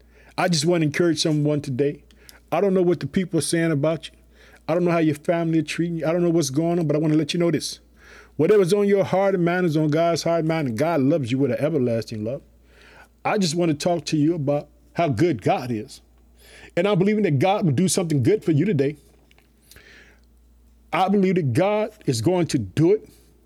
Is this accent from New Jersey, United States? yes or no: no; Illinois, United States; I want to thank the state of Illinois, which is my home state. I live in the city of Chicago.